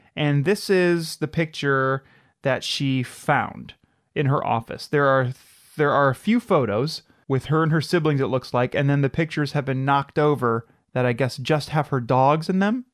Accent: Midwest, United States; we're from the Midwest

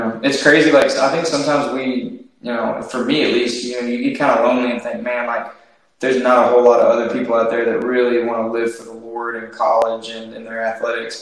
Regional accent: Batesville, Arkansas, United States; I'm from Batesville

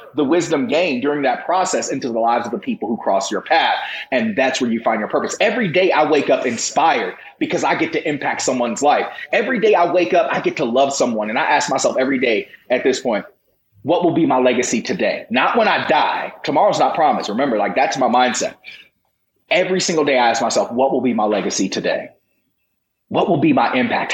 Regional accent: Virginia, United States; I grew up in the Bible Belt of Virginia

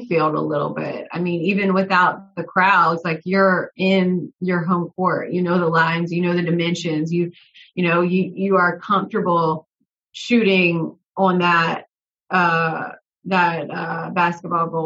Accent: South Carolina, United States; moved away; also born or lived in Charlotte; college football and college basketball, like that's what I grew up on in South Carolina.

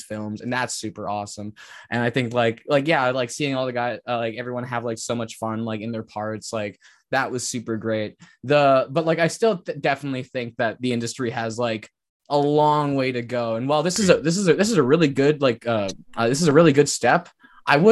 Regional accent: Wet'suwet'en territory, British Columbia, Canada; I'm from Wet'suwet'en. So that's like Canada and BC

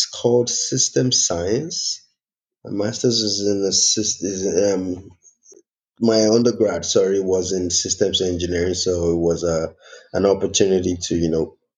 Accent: Lagos, Nigeria; accent: Nigerian; moved away as an adult; now in Canada; I was born in Lagos, born and bred in Lagos

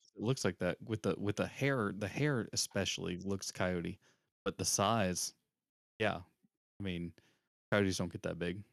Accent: the South, United States; I'm from the South

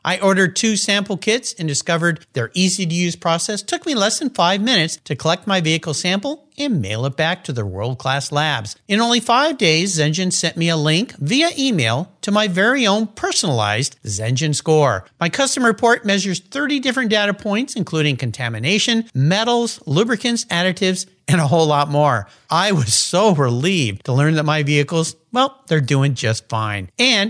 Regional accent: California, United States; I grew up in Southern California.

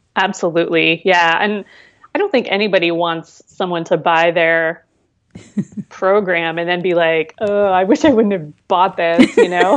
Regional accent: near Columbus, Ohio, United States; moved away as an adult; also born or lived in Seattle, Washington; Now I'm in Columbus, Ohio, which is this is my home state and near where I grew up

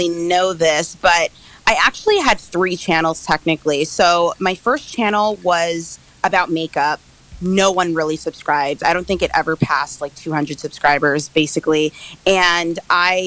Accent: New York, United States; I am from New York

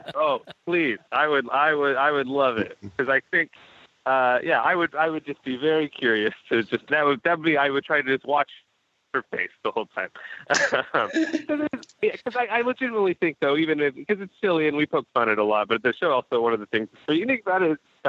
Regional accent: Texas, United States; I was born in Texas and raised there

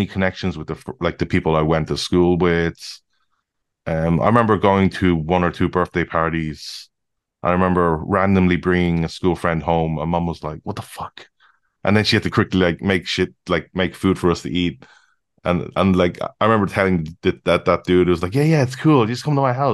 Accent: Dublin, Leinster, Ireland; also born or lived in Maynooth; the school we grew up in Dublin, like in Loughton.

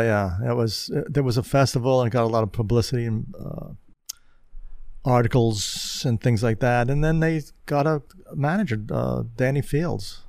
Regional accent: New York City, New York, United States; I grew up in Queens, and I, my home base was in Queens

